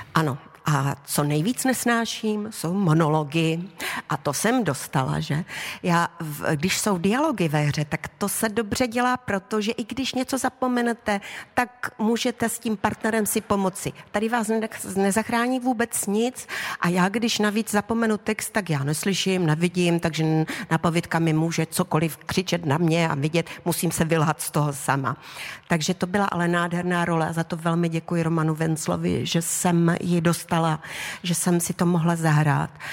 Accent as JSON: {"language": "Czech", "town": "Havířov", "region": "Moravian-Silesian Region", "country": "Czechia", "tie": "born or raised there", "also_born_or_lived": "Karviná", "moved": "as an adult", "lives_now": "Olomouc, Czech Republic", "said": "tam jsem žila do 23 let. A prostě já tím srdcem jsem pořád ta havířovačka"}